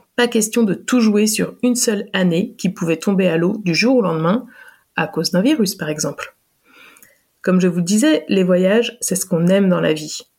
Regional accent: France; moved away; also born or lived in Belgium; quand on a quitté la Belgique après 9 ans d'immigration et qu'on est rentré en France

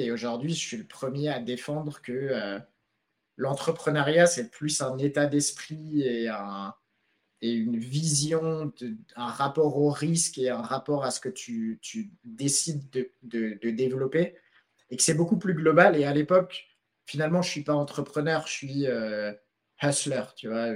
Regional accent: France; moved away as an adult; also born or lived in Philippines

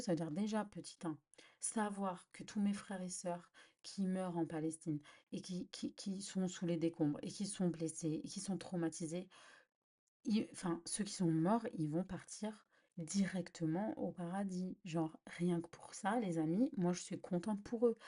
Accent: Algeria; en tant qu'Algérienne

